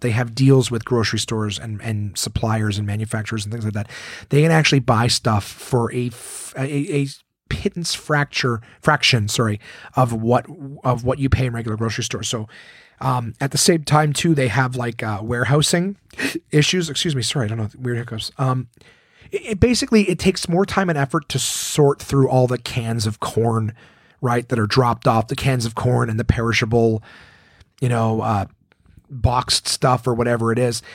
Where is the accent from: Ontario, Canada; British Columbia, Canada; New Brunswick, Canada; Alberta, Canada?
Ontario, Canada; Ottawa; we grew up in Ottawa, which is right on the border of Quebec